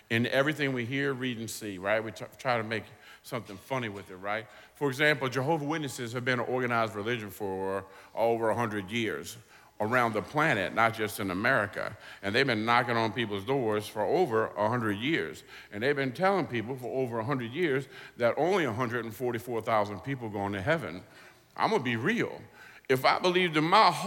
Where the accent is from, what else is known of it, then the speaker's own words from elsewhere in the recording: New Orleans, Louisiana, United States; now in Waveland, United States; I'm from New Orleans, but I live in Waveland, Mississippi, on the Mississippi Gulf Coast